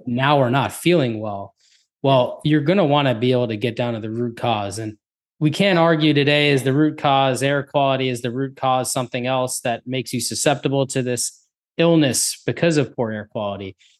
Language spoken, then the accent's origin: English; New Jersey, United States; I'm from New Jersey as well.